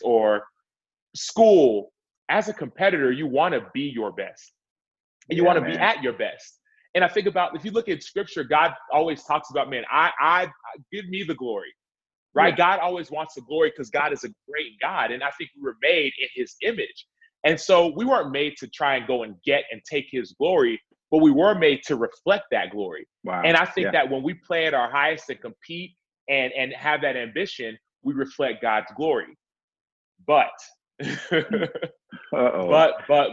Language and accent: English; Dallas, Texas, United States; I'm from Dallas, Texas